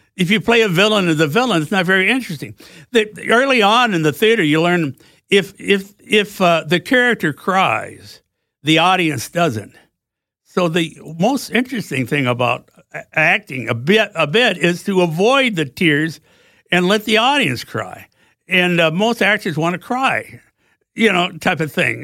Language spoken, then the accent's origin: English; Vermont, United States; moved away as an adult; also born or lived in Potsdam, New York; where I grew up in Vermont.